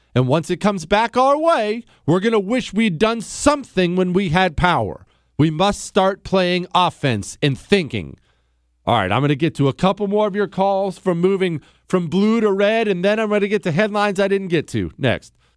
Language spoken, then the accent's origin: English; the Rockies, United States; I grew up in the Rockies